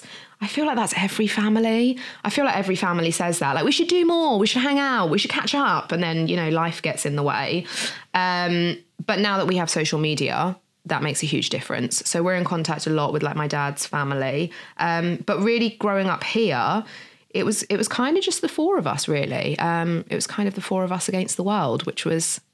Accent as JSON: {"language": "English", "country": "Jersey", "tie": "born or raised there", "said": "I was born in Jersey. My dad moved over here, I think in the late 70s, from Liverpool, met my mum. So myself and my brother were born here"}